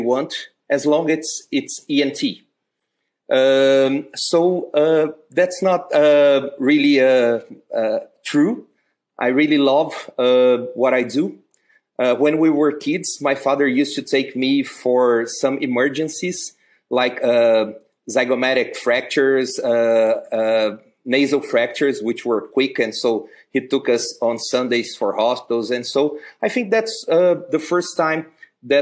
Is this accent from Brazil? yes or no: yes; Uberlândia, Minas Gerais, Brazil; also born or lived in United States; My father came to Uberlândia in 1979, in January. I was born in October.